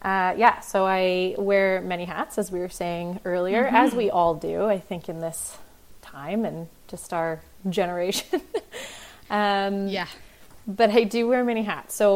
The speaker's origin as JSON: {"language": "English", "town": "Delta", "region": "British Columbia", "country": "Canada", "tie": "born or raised there", "also_born_or_lived": "Ontario", "said": "A little suburb of Vancouver called Delta, which is a nice little place"}